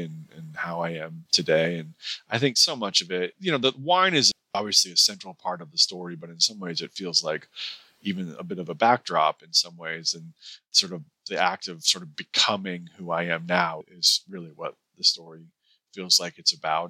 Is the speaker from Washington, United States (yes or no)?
yes; Seattle, Washington, United States; moved away; also born or lived in Pasadena / Santa Ynez; I grew up in the Seattle area